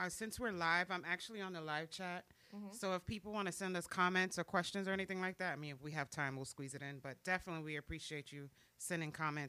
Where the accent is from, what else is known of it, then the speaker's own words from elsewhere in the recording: New York, United States; now in South Florida, United States; I am from New York.